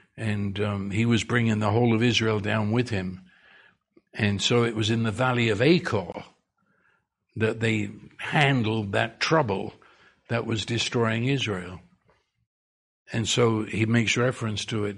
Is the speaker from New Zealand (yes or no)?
no; United Kingdom; accent: British; moved away